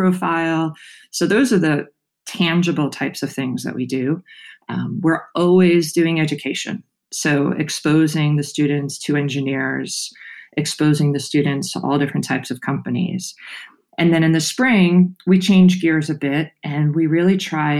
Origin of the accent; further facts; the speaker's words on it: New York City, New York, United States; moved away as an adult; I grew up on Staten Island in New York